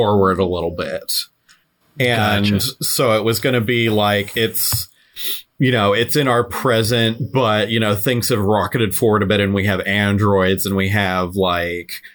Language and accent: English; San Diego, California, United States; I grew up in San Diego